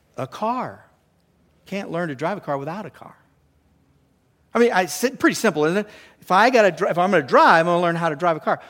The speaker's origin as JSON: {"language": "English", "region": "California", "country": "United States", "tie": "born or raised there", "moved": "yes", "said": "I grew up down in California in the ocean"}